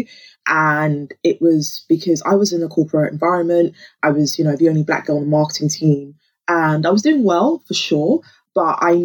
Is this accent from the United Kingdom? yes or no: yes; London, United Kingdom; also born or lived in Lagos, Nigeria; I grew up in Peckham